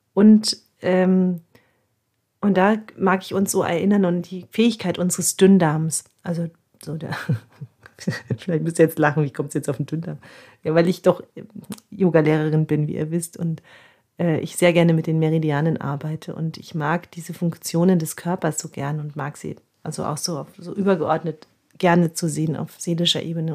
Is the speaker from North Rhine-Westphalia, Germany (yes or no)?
no; Nuremberg, Bavaria, Germany; bei uns in Nürnberg